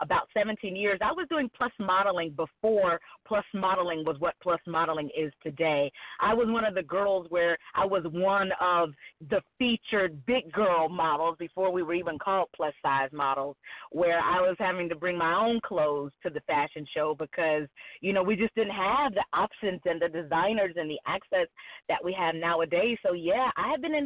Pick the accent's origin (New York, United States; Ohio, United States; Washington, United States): Ohio, United States; Cincinnati; moved away as an adult; now in Atlanta, United States; born and raised in Cincinnati, lived 5 minutes from my job, 8 minutes from my mother